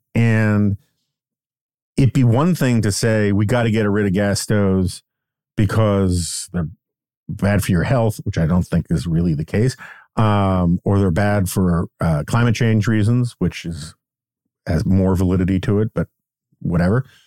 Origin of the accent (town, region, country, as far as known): New York City, New York, United States; born or raised there